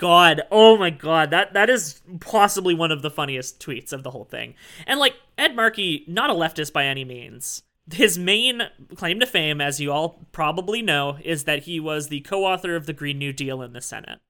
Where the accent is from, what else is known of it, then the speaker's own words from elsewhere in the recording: Canada; I am Canadian